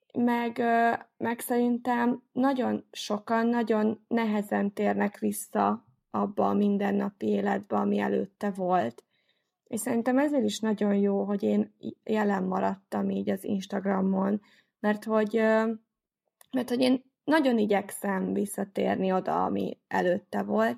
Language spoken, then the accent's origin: Hungarian; Nyíregyháza, Szabolcs-Szatmár-Bereg, Hungary; az én városomban, tehát ugye én Nyíregyházi vagyok